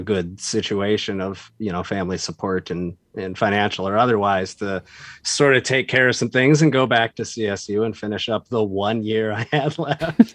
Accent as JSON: {"language": "English", "town": "Boise", "region": "Idaho", "country": "United States", "tie": "born or raised there", "also_born_or_lived": "Virginia / Colorado", "moved": "yes", "said": "I was not born there, but I grew up there. I was born in Virginia, but we moved when I was like one to mm. Boise."}